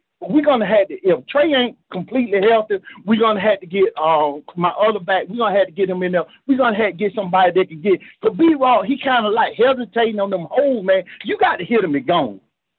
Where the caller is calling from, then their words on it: Georgia, United States; I'm calling from Bulldog Country.